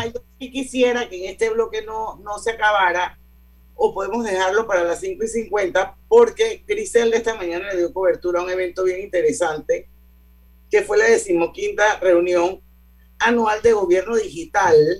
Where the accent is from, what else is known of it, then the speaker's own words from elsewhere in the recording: Panama; Como panameña